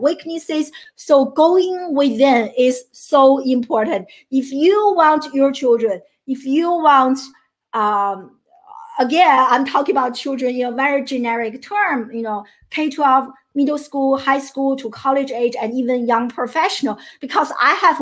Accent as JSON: {"language": "English", "country": "China", "tie": "born or raised there", "first_language": "Chinese", "second_language": "English", "moved": "as an adult", "lives_now": "United States", "said": "I grew up in China. I'm a first generation immigrant and to the United States. And I came to the US in my early 20s, 21 years old."}